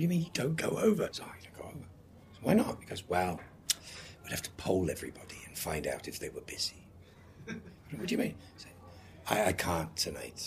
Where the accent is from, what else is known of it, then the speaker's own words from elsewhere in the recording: England, United Kingdom; moved away; also born or lived in United States; being English and having never really worked in England